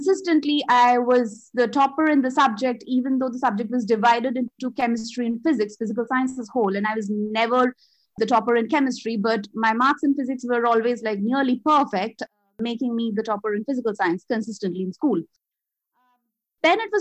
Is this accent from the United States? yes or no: no; Kolkata, West Bengal, India; first language Bengali; English is a second language; moved away as an adult; now in Melbourne, Australia; I was born and brought up in Calcutta or Kolkata, which is in India, eastern zone of India. So my native language is Bengali